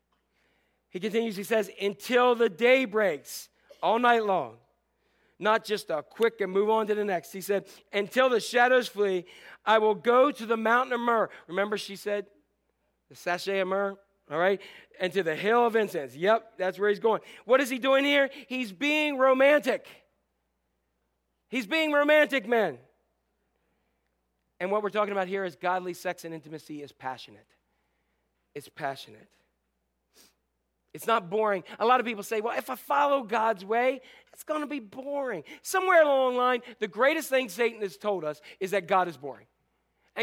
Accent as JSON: {"language": "English", "region": "Northeast", "country": "United States", "tie": "born or raised there", "said": "When we were growing up in Northeast"}